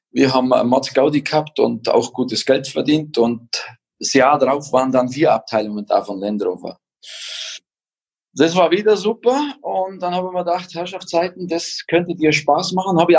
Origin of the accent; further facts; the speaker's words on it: Bavaria, Germany; ich bin in den Bergen aufgewachsen, habe die Skipiste vor der Haustür und bin immer Ski gefahren